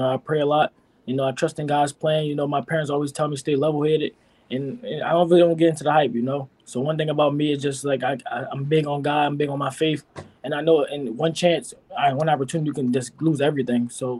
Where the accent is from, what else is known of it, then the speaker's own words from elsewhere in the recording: Philadelphia, Pennsylvania, United States; So I grew up in Philadelphia. So I'm from Philly.